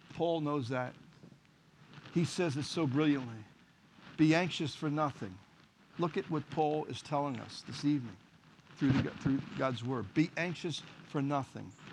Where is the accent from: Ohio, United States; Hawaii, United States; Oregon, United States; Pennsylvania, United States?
Pennsylvania, United States; Philadelphia; I was born and raised in Kensington, ran the streets of Kensington